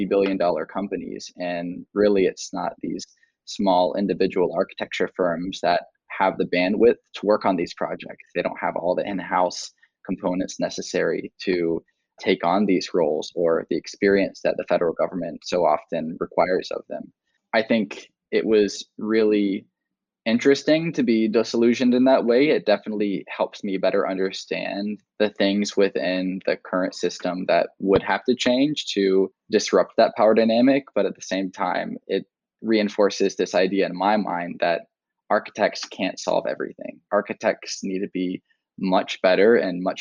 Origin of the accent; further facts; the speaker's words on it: North Carolina, United States; moved away as an adult; I had just moved out of my hometown in North Carolina, where my family had been adversely affected by Hurricane Florence.